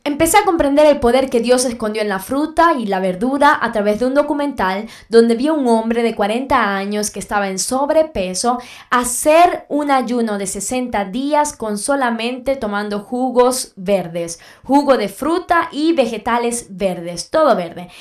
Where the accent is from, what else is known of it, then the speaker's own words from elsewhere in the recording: Venezuela; en mi país Venezuela